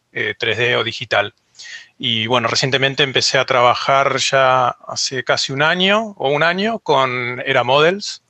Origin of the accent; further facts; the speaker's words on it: Argentina; yo soy de Argentina